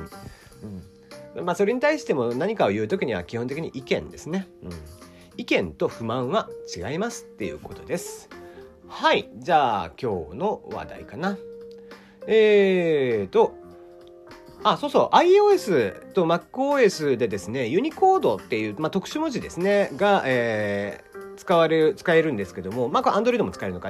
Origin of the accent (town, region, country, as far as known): Kyushu, Japan